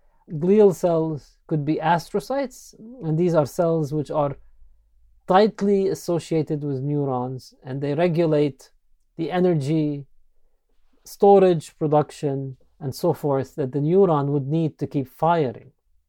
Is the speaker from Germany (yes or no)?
no; Beirut, Beirut Governorate, Lebanon; moved away as an adult; now in United States; Yes, I grew up in Beirut, Lebanon. That's my medical school. And then shortly after, moved to the U.S. to do some residency training